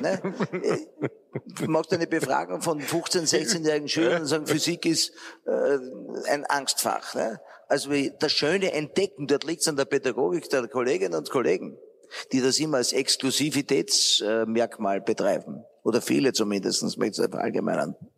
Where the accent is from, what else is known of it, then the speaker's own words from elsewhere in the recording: Austria; wir eher als Österreicher sehr regulativ veranlagt sind